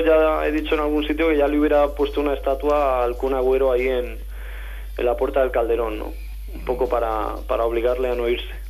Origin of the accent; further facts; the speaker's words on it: Valladolid, Castile and León, Spain; moved away as an adult; now in Madrid, Spain; como yo me he criado en Valladolid, en mi infancia, adolescencia en Valladolid